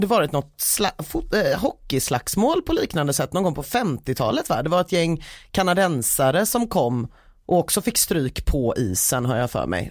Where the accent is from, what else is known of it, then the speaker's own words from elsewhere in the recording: Gothenburg, Västra Götaland, Sweden; mitt göteborgska hjärta